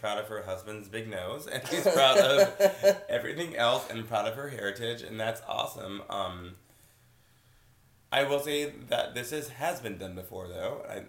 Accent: Texas, United States; I was born in Texas

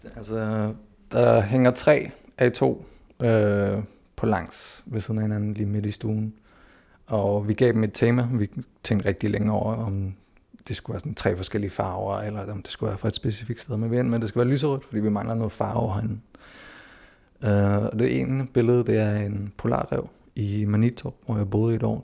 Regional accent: Greenland; also born or lived in Denmark; jeg er født og opvokset her, jeg føler mig hjemme her

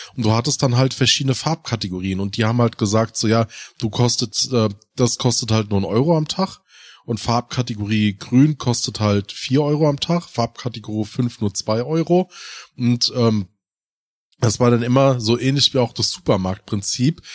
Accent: Hesse, Germany; im der Ortschaft, wo ich aufgewachsen bin

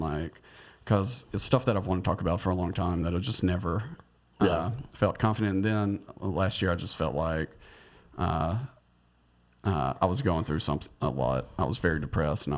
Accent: Mississippi, United States; now in Atlanta, United States; I grew up in Mississippi, like this very small, very close-minded Trump area

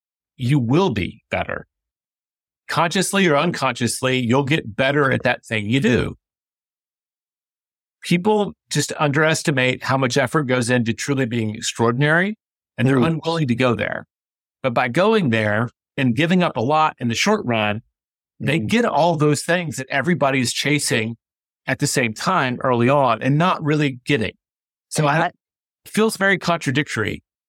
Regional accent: Memphis, Tennessee, United States; how the hell I'm a Mets fan when I grew up in Memphis, Tennessee?

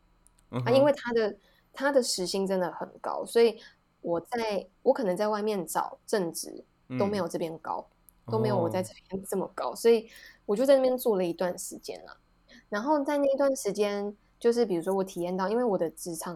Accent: Taiwan; moved away; also born or lived in Japan; 你到底把我们台湾想成什么样的地方？

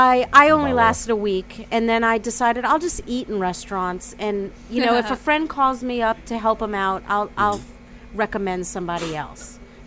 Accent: New Orleans, Louisiana, United States; growing up in New Orleans.

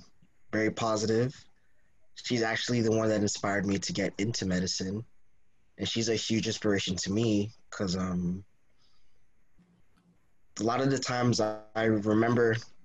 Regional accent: Miami, Florida, United States; born there; I was born in Miami, Florida, and I moved here, basically lived here throughout most of my childhood.

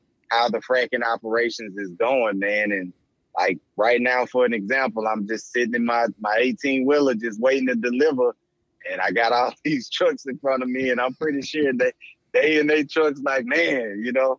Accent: Mississippi, United States; And I'm from Mississippi, man, small town in Mississippi.

